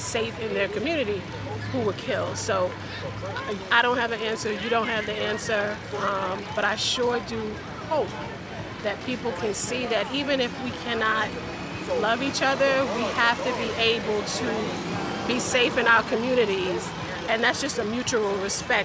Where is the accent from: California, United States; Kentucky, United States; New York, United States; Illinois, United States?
New York, United States; New York City; We are from Staten Island, New York